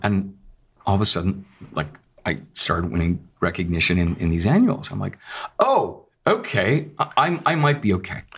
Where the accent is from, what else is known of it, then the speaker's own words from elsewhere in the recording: Lexington, Massachusetts, United States; having grown up in Massachusetts, in Lexington